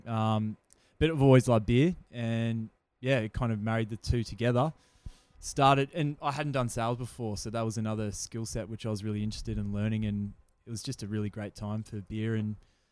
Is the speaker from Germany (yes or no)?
no; Gold Coast, Queensland, Australia; also born or lived in New South Wales; Always have growing up in Queensland and on the border, New South Wales.